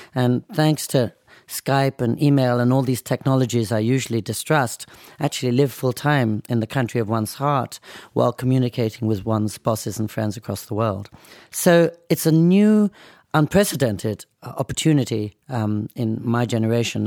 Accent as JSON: {"language": "English", "town": "Oxford", "region": "South East England", "country": "United Kingdom", "tie": "born or raised there", "also_born_or_lived": "United States / New York City", "moved": "yes", "lives_now": "Nara, Japan", "said": "being born and growing up in England"}